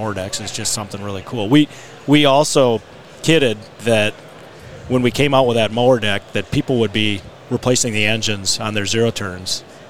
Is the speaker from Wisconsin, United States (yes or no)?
yes; Horicon, Wisconsin, United States; Horicon, Wisconsin. Okay. Yep, where I was born and raised.